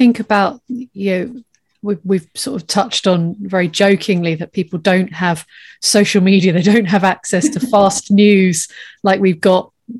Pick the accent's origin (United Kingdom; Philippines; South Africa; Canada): United Kingdom; the Fens, East of England; I'm from the Fens and, you know, we're, you know, nice and dark over there.